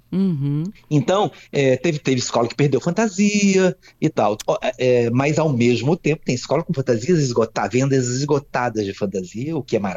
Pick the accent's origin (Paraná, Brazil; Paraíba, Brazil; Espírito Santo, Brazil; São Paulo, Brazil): Espírito Santo, Brazil; also born or lived in Rio de Janeiro; eu morei no Rio muito tempo, fui muito cedo, sou capixaba, morei muito tempo lá.